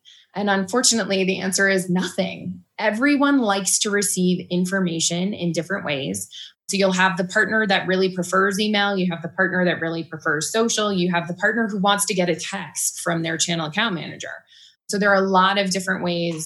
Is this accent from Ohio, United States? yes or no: no; Boston, Massachusetts, United States; moved away as an adult; now in Boulder, United States; I am from Massachusetts and the Boston area, and recently, actually 8 years ago, so I don't know if we can call it recently, moved out to Boulder.